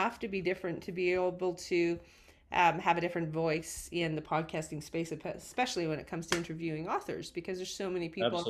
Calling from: Calgary, Alberta, Canada; Coming to you from Calgary, Alberta, Canada.

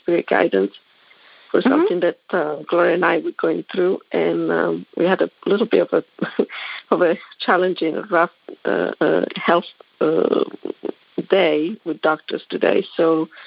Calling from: Hilton Head, South Carolina, United States; I'm calling from South Carolina as well, Hilton Head

